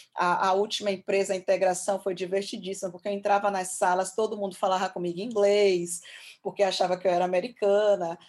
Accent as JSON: {"language": "Portuguese", "country": "Brazil", "said": "falando como brasileira"}